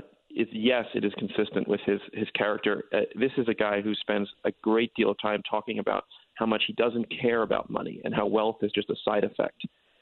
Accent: Stamford, Connecticut, United States; I grew up in Stamford, yes.

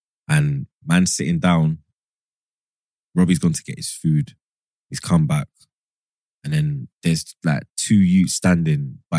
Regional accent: London, United Kingdom; I'm from Northwest. I'm Graham Park

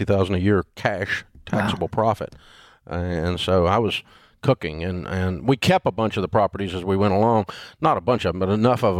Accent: Nashville, Tennessee, United States; I grew up in Nashville

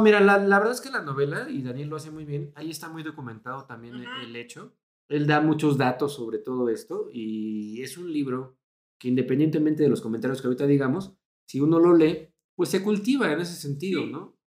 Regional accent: Mexico City, Mexico; también nacimos en el 84, también somos de la Ciudad de México

